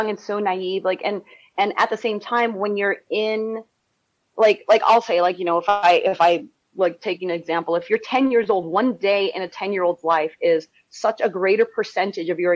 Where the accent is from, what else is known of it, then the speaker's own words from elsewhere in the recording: California, United States; growing up in California